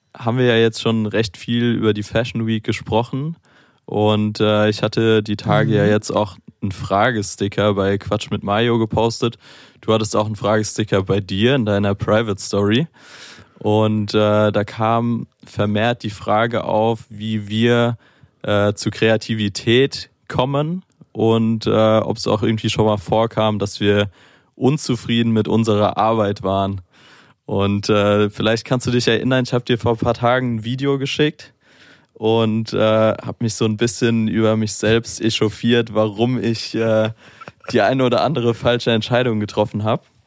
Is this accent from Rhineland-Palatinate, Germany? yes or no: yes; Mainz, Rhineland-Palatinate, Germany; moved away as an adult; now in Berlin, Germany; ich komme aus Mainz, ist ja eher ein bisschen ruhiger im Vergleich jetzt zu Berlin